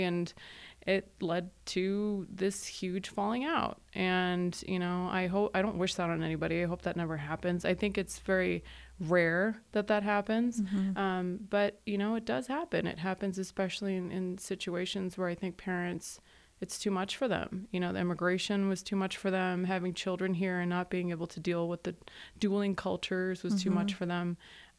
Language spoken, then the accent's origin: English; Aurora, Colorado, United States; born there; I was born in Aurora, so Arapahoe County I'm very familiar with. And my parents are from Pakistan.